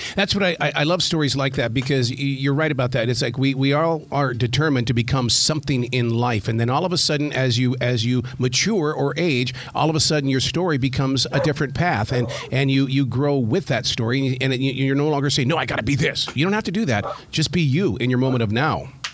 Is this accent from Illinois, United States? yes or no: no; Billings, Montana, United States; growing up in Billings, Montana, playing uh, high school basketball